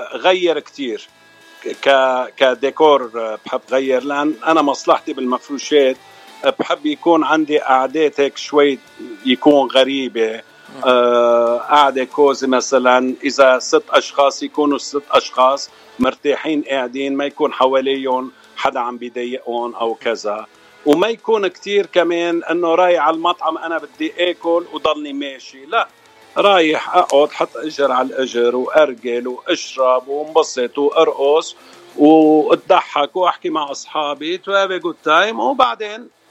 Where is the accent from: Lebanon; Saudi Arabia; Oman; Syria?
Lebanon; moved away as an adult; now in California, United States; أول مرة طلعت على الاغتراب من لبنان سنة 1985 جيت على أمريكا كاليفورنيا